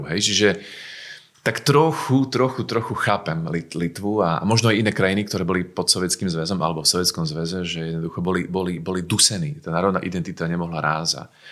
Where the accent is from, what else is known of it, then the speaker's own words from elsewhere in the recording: Slovakia; Aj my Slováci máme mentalitu mal, malej krajiny.